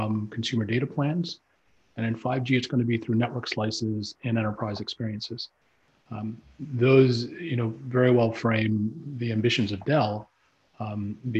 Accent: Canada; being a Canadian

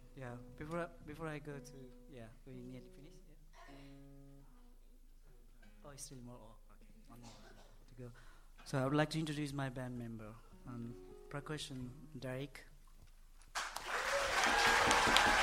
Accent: Nepal; English is a second language; moved away; I'm desperately missing my home country

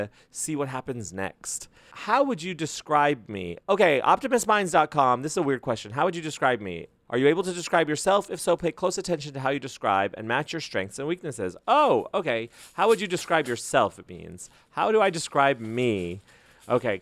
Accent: Las Cruces, New Mexico, United States; my hometown, Las Cruces, around El Paso, like in that area.

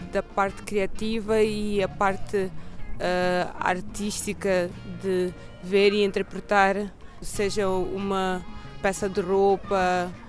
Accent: Cape Verde; also born or lived in Angola / Lisbon; Nasci em Angola, mas depois um Cabo Verdeantes, cresci em Cabo Verde, também estudei em Lisboa

